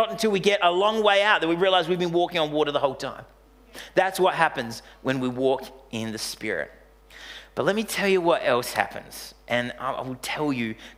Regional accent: Australia; we're Australian bogans.

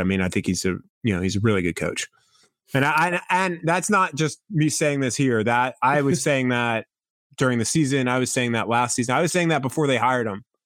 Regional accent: Long Island, New York, United States; moved away; I grew up in New York. I grew up on Long Island.

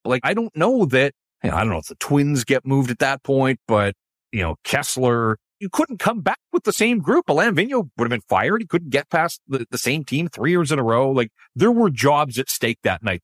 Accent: Vancouver, British Columbia, Canada; I grew up in Vancouver

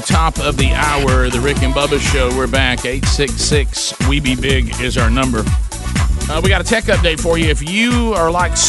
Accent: Alabama, United States; We're all from Alabama, okay?

